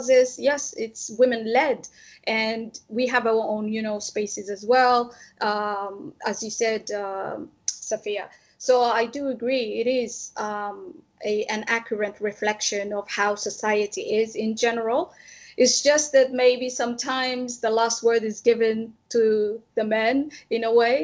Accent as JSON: {"language": "English", "country": "Djibouti", "tie": "born or raised there", "said": "I grew up in Djibouti"}